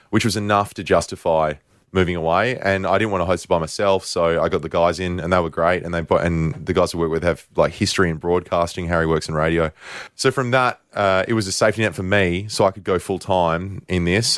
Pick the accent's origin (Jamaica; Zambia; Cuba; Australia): Australia; we're Australian